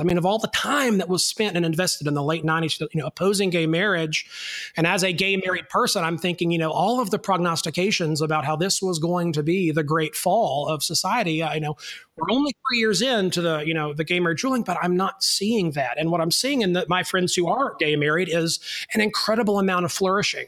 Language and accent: English; North Alabama, United States; I am a boy from North Alabama